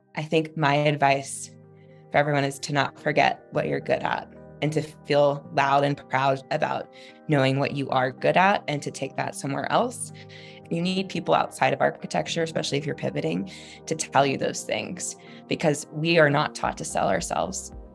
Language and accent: English; Texas, United States; I'm not true Southern, I'm Texan